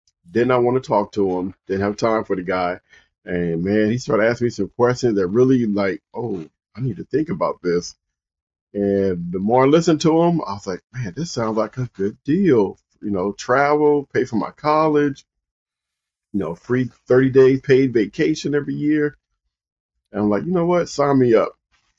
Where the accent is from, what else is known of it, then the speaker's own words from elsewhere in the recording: Compton, California, United States; moved away as an adult; I grew up in Compton, California.